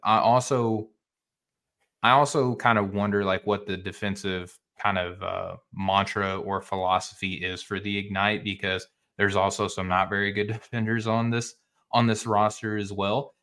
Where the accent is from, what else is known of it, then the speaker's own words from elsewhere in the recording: Arkansas, United States; I'm from Arkansas. I grew up in the Central